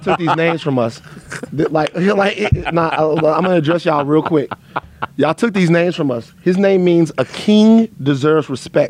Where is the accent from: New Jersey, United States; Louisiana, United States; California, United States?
Louisiana, United States; Baton Rouge; growing up where I grew up in Baton Rouge